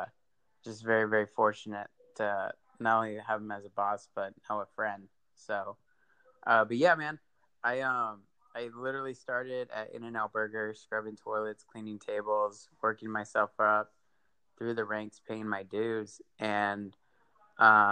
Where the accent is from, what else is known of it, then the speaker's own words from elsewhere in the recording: Victorville, California, United States; I grew up a little east of you in Victorville